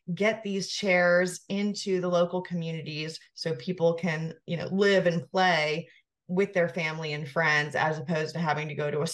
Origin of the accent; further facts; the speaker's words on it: the South, United States; moved away as an adult; also born or lived in Georgia; now in Asheville, United States; I'm from the South